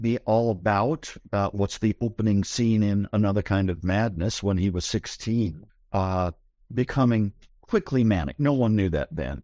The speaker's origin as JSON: {"language": "English", "town": "Columbus", "region": "Ohio", "country": "United States", "tie": "born or raised there", "moved": "yes", "lives_now": "Berkeley, United States", "said": "I grew up in the Midwest. I grew up in Columbus, Ohio."}